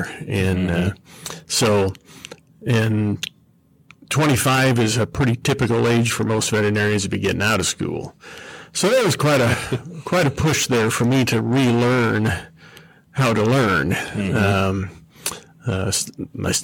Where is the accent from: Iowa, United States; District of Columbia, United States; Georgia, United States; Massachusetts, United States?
Iowa, United States; also born or lived in Sublette, Kansas; now in Topeka, Kansas, United States; I was born in Iowa.